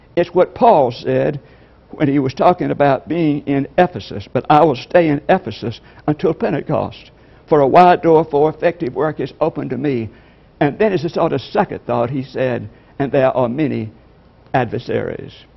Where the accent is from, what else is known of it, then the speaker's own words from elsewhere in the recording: LaGrange, Georgia, United States; I'm from LaGrange, Georgia